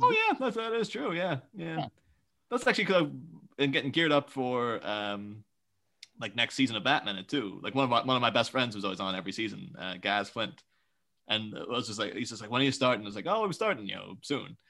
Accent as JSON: {"language": "English", "country": "Ireland", "tie": "born or raised there", "said": "we're Irish children"}